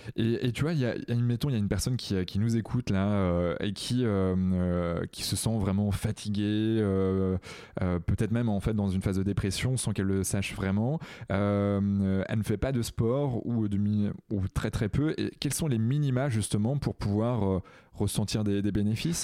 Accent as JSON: {"language": "French", "town": "Redon", "region": "Brittany", "country": "France", "tie": "born or raised there", "said": "je, suis originaire d'à côté de Rennes. Je suis né à Redon"}